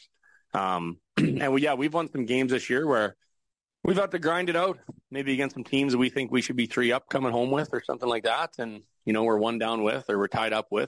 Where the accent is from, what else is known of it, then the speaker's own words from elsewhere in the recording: Regina, Saskatchewan, Canada; moved away; the curling community that I grew up with in Regina